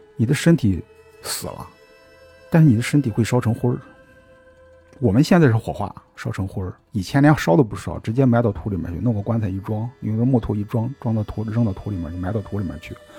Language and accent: Chinese; China; 我们中国人